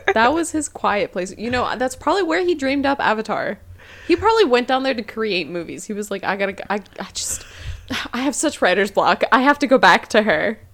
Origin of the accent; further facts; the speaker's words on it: United States; I am American.